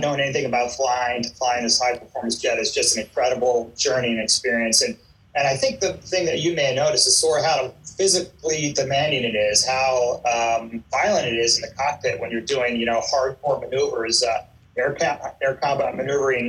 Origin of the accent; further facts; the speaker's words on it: St. Michaels, Maryland, United States; moved away as an adult; also born or lived in Easton, Maryland; I'm actually an Eastern Shore boy. I grew up over here. I was in middle school in the Easton area and moved to St. Michael's for high school